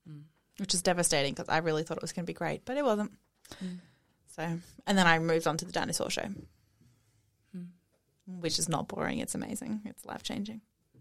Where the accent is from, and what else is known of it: Australia